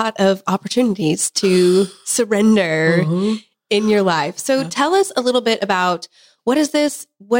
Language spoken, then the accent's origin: English; Kansas, United States; I'm from Kansas. We call it crowns in Kansas.